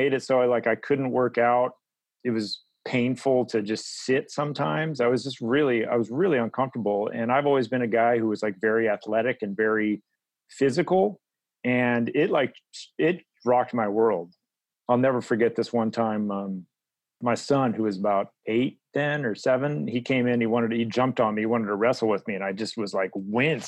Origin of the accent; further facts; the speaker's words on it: Midwest, United States; now in Oakland, United States; my background in a general way is I'm from the Midwest